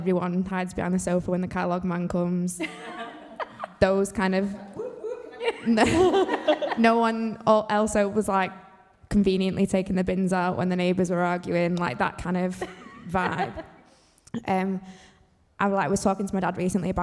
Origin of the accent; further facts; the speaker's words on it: Manchester, North West England, United Kingdom; I'm from Withenshaw